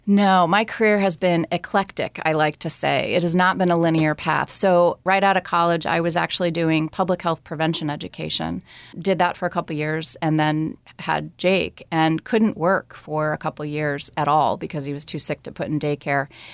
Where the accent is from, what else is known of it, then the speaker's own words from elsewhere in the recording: New Jersey, United States; moved away; I grew up in New Jersey